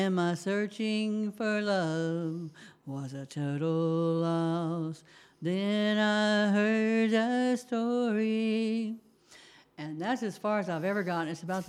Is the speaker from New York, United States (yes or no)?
no; Lakeland, Florida, United States; also born or lived in Texas; No, I grew up in, I'm from Lakeland, Florida, but my mother ran from us to a few different states, and the state of Texas took us